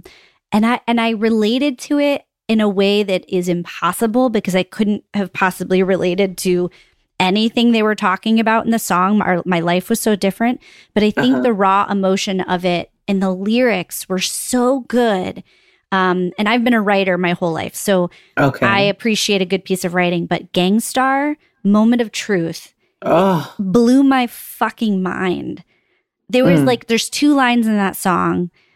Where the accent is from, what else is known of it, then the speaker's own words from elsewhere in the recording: Northeast, United States; I grew up on in the Northeast